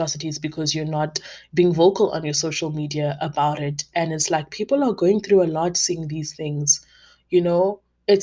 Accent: South Africa; as a South African black woman

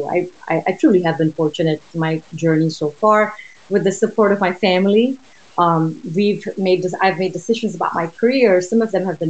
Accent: Oman; moved away as an adult; also born or lived in India; now in United States; Originally from India, I was born and raised in Oman in the Middle East

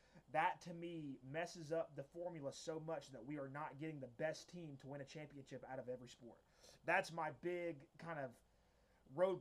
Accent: the South, Georgia, United States; Growing up in the South, we didn't really get hockey

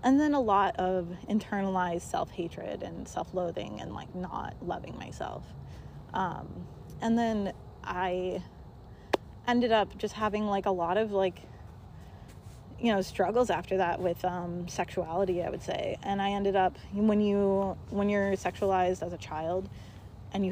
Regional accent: Montana, United States; moved away; I grew up in Montana. I had a graduating class of, I think, like 17 people.

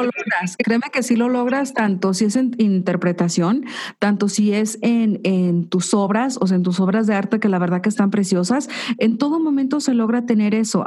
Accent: Jalisco, Mexico; somos de Jalisco

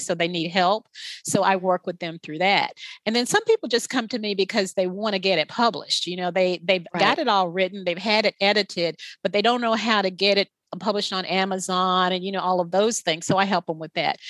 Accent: the South, United States; I'm from the South

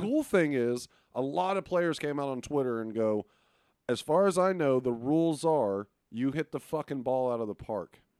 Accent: Arlington, Texas, United States; also born or lived in Beaumont, Texas; I, I am a guy that uh, is from Texas. I was born in Arlington

